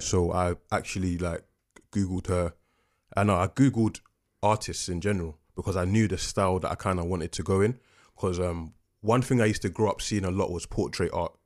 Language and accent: English; London, United Kingdom; also born or lived in Coventry; I'm from Peckham